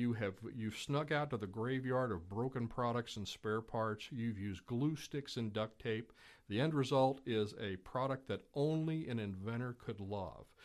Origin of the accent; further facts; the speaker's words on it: Louisville, Kentucky, United States; was born in Eastern Kentucky, grew up in Louisville, uh, so tha-, that's why I don't seem to have the, you know, typical Eastern Kentucky accent